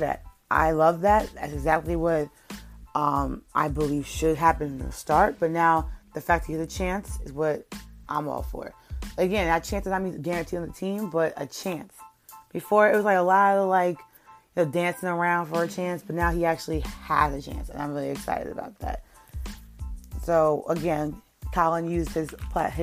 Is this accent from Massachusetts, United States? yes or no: no; New York, United States; I'm from New York